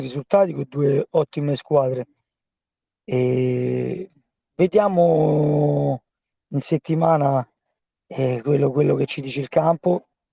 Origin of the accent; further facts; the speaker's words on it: Rome, Lazio, Italy; io sono di Pietralata, e dove giocavo già da bambino con la Polisportiva Albarussa